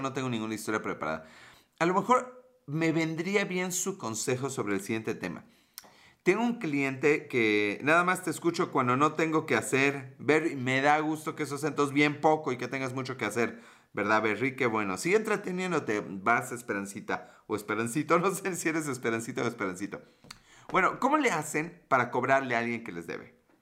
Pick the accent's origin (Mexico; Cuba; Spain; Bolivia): Mexico; como mexicano